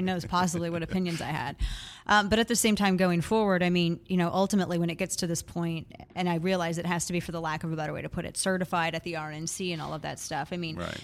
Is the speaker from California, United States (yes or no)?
no; Missouri, United States; My, my home state is Missouri.